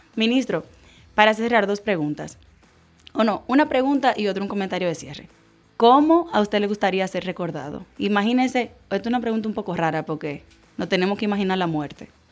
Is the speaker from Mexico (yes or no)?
no; Dominican Republic; como ciudadana dominicano